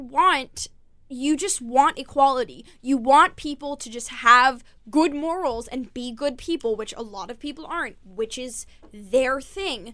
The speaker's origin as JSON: {"language": "English", "region": "New York", "country": "United States", "tie": "born or raised there", "said": "I'm growing up in New York"}